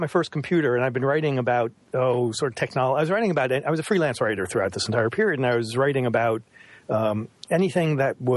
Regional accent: Roslyn Heights, New York, United States; now in Brookline, United States; I grew up on Long Island

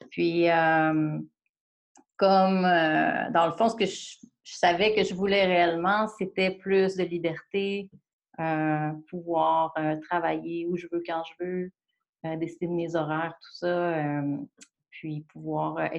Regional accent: Sainte-Foy, Quebec, Canada; also born or lived in Montreal; viens de Sainte-Foy.

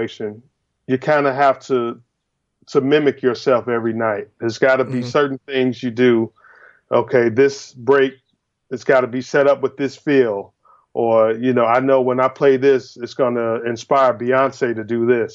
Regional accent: Chicago, Illinois, United States; growing up in Chicago was really, really a blessing for me because there's so much music in Chicago

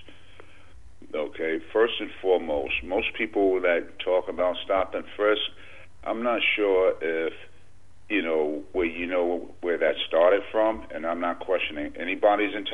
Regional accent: New York, United States; I'm from New York

